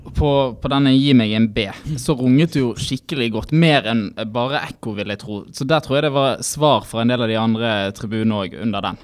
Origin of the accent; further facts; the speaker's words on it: Bergen, Vestland, Norway; Det var nok mange bergensere, og oss sjøl inkludert